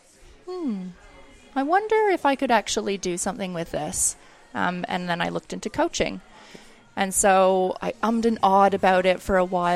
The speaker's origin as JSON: {"language": "English", "town": "Oakville", "region": "Ontario", "country": "Canada", "tie": "born or raised there", "also_born_or_lived": "New Zealand", "moved": "as an adult", "lives_now": "Australia", "said": "I grew up in Toronto, or just outside of Toronto in Oakville."}